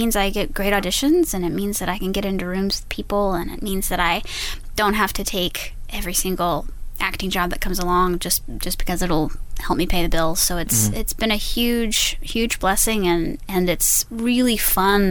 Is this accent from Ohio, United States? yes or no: no; Texas, United States; we're from Texas